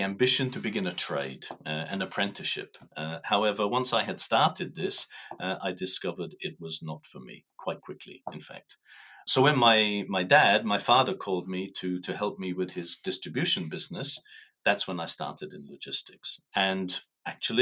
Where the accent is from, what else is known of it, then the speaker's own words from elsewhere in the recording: Ireland; moved away as an adult; now in Luxembourg; I am Irish, 58 years old, married with 5 children. And living in Luxembourg for the last 16 years.